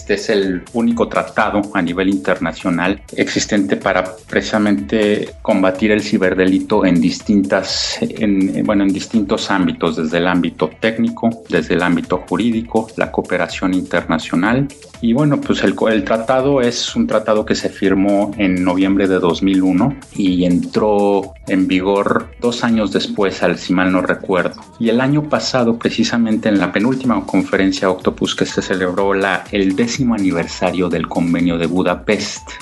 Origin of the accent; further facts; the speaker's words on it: Mexico City, Mexico; yo soy de, yo soy mexicano, yo soy de la Ciudad de México